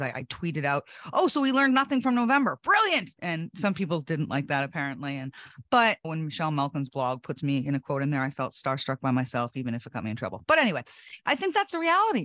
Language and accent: English; New Hampshire, United States; my home state